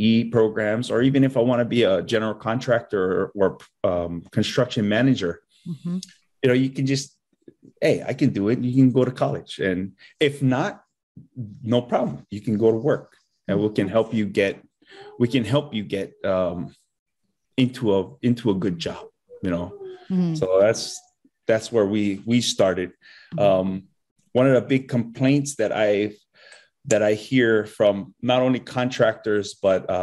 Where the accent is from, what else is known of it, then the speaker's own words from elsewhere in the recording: Hanalei, Hawaii, United States; I grew up farming kalo in Hanalei